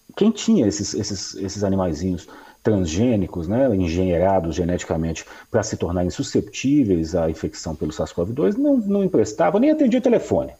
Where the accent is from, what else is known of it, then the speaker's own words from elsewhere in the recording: Minas Gerais, Brazil; como bom mineiro que sou